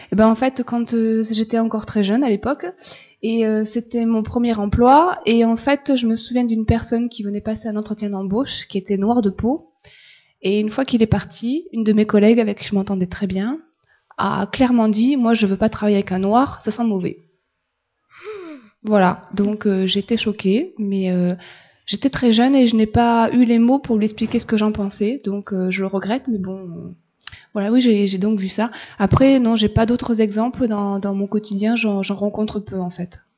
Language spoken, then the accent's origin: French; France; Euh, non, parce qu'en fait, je suis française, je suis blanche de peau, j'ai les yeux bleus, j'ai les cheveux clairs